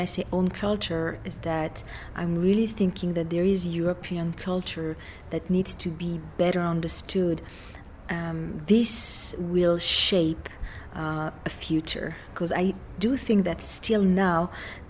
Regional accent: France; I'm coming from France

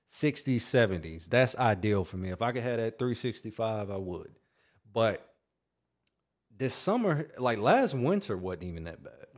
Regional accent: North Carolina, United States; I grew up in North Carolina

